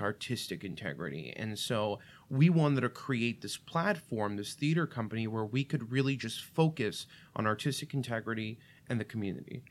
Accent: New York City, New York, United States; first language Russian; English is a second language; moved away as an adult; also born or lived in Russia / Illinois; now in Saint Charles, United States; I grew up in Brooklyn, which, if people aren't familiar, a lot of the pockets in Brooklyn are very Russian. So I didn't start speaking English till I was five years old

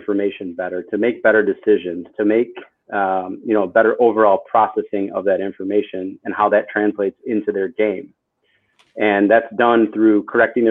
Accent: Janesville, Wisconsin, United States; moved away; also born or lived in Chicago, Illinois / Milwaukee, Wisconsin; born in Chicago, raised in Wisconsin, and went to school in Wisconsin, Janesville, Wisconsin, which is like the southern

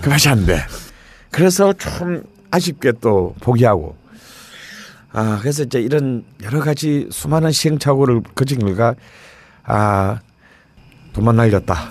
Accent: Busan, South Korea; moved away as an adult; also born or lived in Seoul / Damyang; 부산에서 태어났지만 담양에 묻히고 싶다

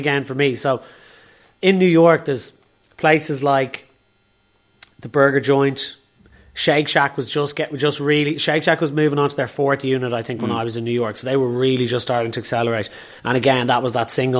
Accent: Dublin, Leinster, Ireland

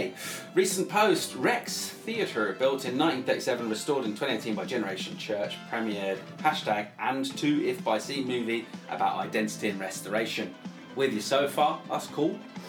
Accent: Australia; I'm Aussie, so I'm independent of the whole scene.

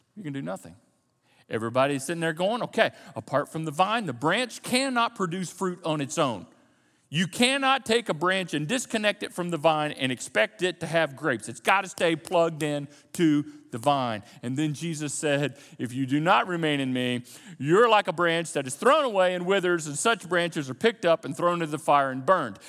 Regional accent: United States; We're Americans. And as American Christians or Christians who happen to live in America, we are born and bred in the context of independence.

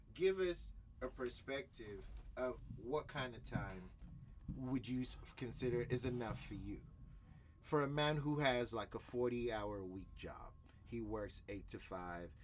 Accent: Nigeria; I'm a Nigerian

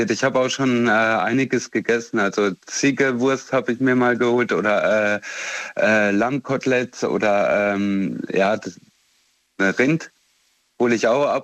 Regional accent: Romania; born there; ich komme selber aus Rumänien ursprünglich, also bin dort zumindest geboren, sonst habe ich nichts damit zu tun und ich habe dort die Armut erlebt.

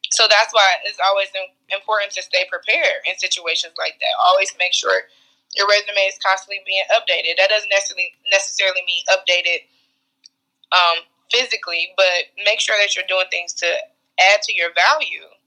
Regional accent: Cleveland, Ohio, United States; we grew up in Cleveland

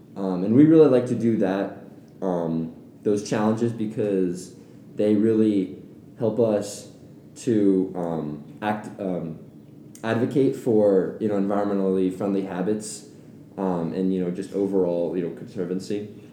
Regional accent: Atlanta, Georgia, United States; moved away; I'm originally from Atlanta, Georgia.

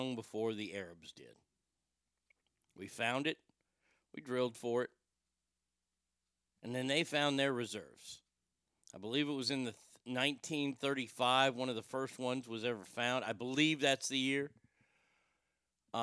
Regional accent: Garland, Texas, United States; I'm from Garland

